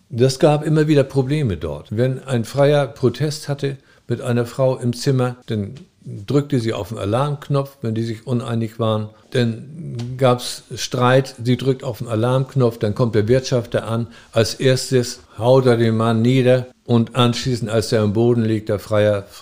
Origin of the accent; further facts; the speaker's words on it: Frankfurt, Hesse, Germany; Ja, ich komme aus Frankfurt.